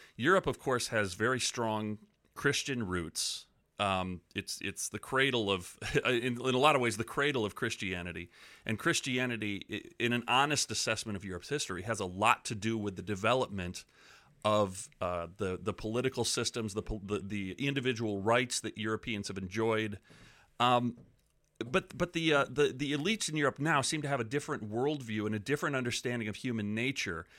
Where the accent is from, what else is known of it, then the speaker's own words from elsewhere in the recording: United States; as an American with a sort of a traditional mindset about government